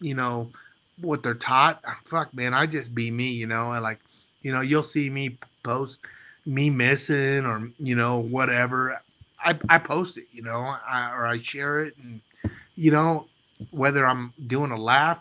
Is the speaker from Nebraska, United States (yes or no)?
yes; North Platte, Nebraska, United States; I'm a kid from North Platte, Nebraska, small town